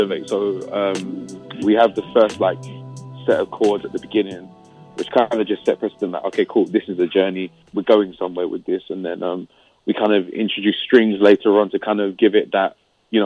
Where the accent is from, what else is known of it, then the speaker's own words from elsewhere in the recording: London, United Kingdom; also born or lived in Nigeria; because I'm originally Nigerian. Like I was born in London. But yeah, Nigerian. My parents are Nigerian.